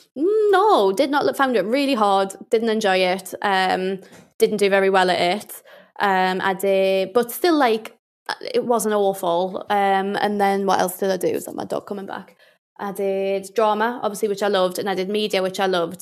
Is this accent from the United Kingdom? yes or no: yes; Newcastle, North East England, United Kingdom; accent: Geordie; I'm from Newcastle